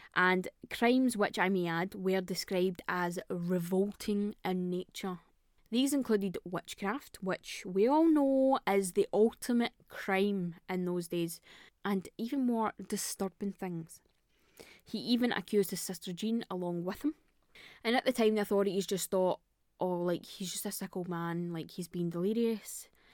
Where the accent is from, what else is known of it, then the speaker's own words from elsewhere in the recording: Scotland, United Kingdom; I'm Scottish.